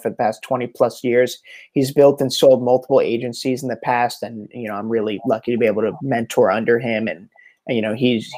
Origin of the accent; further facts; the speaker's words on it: New Jersey, United States; now in Encinitas, United States; I'm from South Jersey